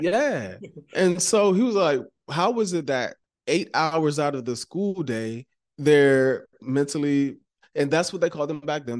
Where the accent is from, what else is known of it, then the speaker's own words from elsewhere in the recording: Maryland, United States; I'm from Maryland, right? And so Maryland, we're known for, like, our seafood